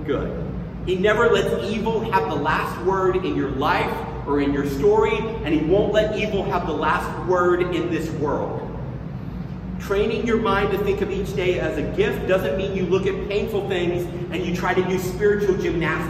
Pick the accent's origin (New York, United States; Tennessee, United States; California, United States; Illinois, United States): Tennessee, United States; I grew up around people in the South, in Tennessee, who would say grace before they ate.